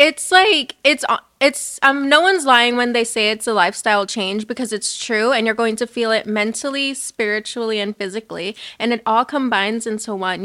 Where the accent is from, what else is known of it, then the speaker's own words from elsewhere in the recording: Covina, California, United States; I'm from Covina